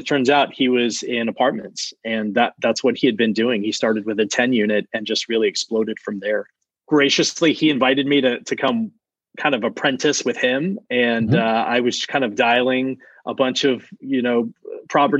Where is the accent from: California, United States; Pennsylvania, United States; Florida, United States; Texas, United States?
Texas, United States; South; also born or lived in Maryland; now in Austin, United States; I grew up in South Texas, right along the border of Mexico. My father moved there from Maryland, actually, where I was born, but I moved pretty young